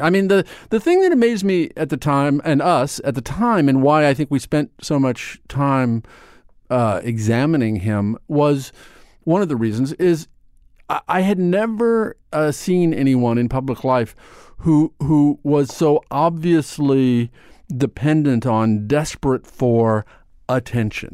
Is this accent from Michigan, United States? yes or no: no; Omaha, Nebraska, United States; moved away as an adult; now in New York, United States; I grew up in Nebraska. I grew up in Omaha, Nebraska